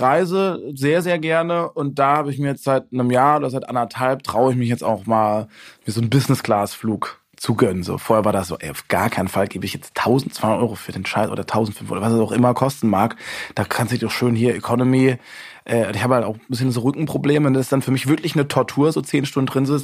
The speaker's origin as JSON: {"language": "German", "town": "Busenbach", "region": "Baden-Württemberg", "country": "Germany", "tie": "born or raised there", "also_born_or_lived": "Weingarten", "said": "das ist so 20 Kilometer von meinem Heimatdorf entfernt, wo ich dann wirklich dann auch aufgewachsen bin, Busenbach."}